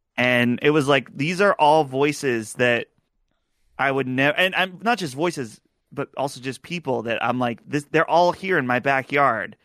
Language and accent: English; Butler, Pennsylvania, United States; my hometown of Butler, Pennsylvania